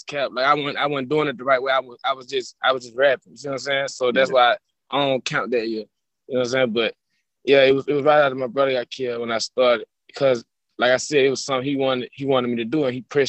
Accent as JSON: {"language": "English", "town": "Birmingham", "region": "Alabama", "country": "United States", "said": "I'm from Birmingham"}